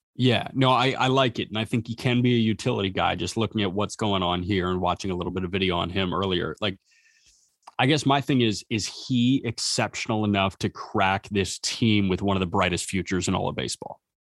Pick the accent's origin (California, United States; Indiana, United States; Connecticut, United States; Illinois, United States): Illinois, United States; Chicago; we grew up in the Chicagoland area